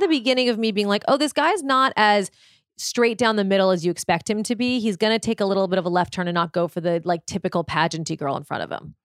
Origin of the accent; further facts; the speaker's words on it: Malibu, California, United States; I grew up in Malibu